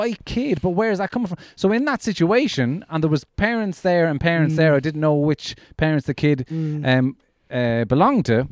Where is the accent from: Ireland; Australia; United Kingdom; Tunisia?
Ireland; when I grew up in Ireland, there was nobody of any color